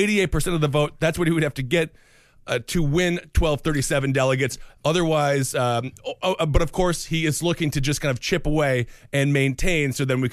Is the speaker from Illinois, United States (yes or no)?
no; Wisconsin, United States; born or raised there